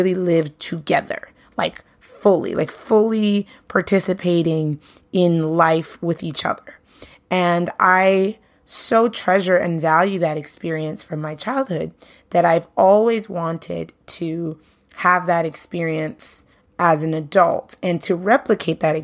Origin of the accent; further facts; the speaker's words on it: New York City, New York, United States; I grew up in Brooklyn